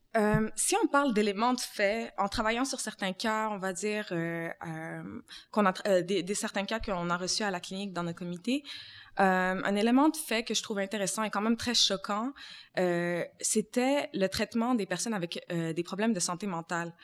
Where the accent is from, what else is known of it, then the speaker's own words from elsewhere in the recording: Montreal, Quebec, Canada; j'ai grandi aussi dans le quartier de Montréal-Nord